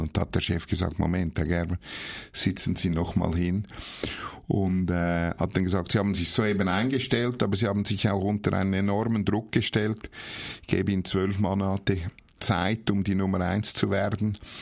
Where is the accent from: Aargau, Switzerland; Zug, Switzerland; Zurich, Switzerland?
Zurich, Switzerland; Horgen; also born or lived in Nuremberg, Germany; geboren bin ich in Nürnberg, das hört man wahrscheinlich meinem Dialekt noch an, aber aufgewachsen bin ich in Horgen am Zürichsee